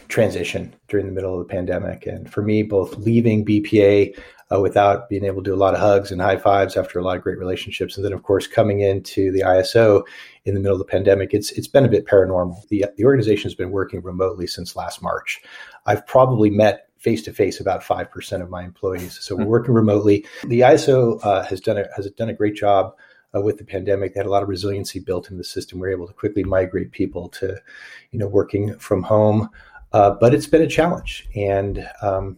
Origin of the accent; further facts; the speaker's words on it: San Francisco, California, United States; moved away as an adult; also born or lived in Pacific Northwest; now in Northern California, United States; I grew up in San Francisco, native Californian